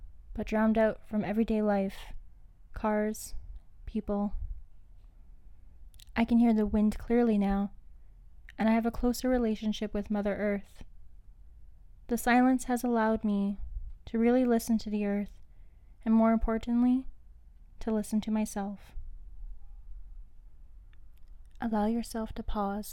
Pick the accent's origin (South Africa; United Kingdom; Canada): Canada; Winnipeg, Manitoba; I'm from Treaty 1 Territories, also known as Winnipeg, Manitoba.